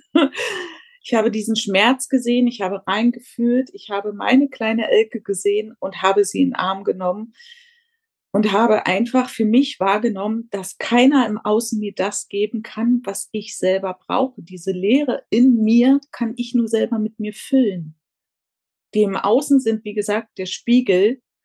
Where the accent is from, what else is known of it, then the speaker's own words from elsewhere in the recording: Berlin, Germany; moved away as an adult; now in Tenerife, Spain; ich komme ursprünglich aus Berlin, lebe aber seit knapp 14 Jahren auf Teneriffa